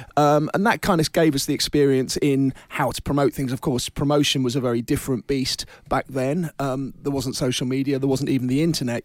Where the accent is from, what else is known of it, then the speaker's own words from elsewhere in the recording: London, United Kingdom; I'm a Londoner born and bred